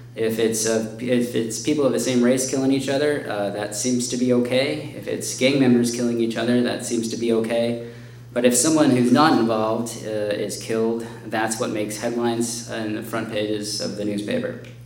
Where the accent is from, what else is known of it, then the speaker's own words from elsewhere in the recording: Chicago, Illinois, United States; my hometown